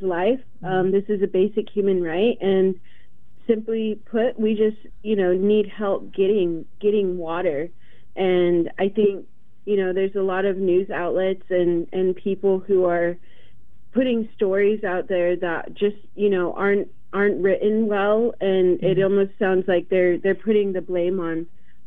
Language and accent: English; Warm Springs, Oregon, United States; moved away as an adult; now in Portland, United States; prior to this, I grew up in Warm Springs my entire life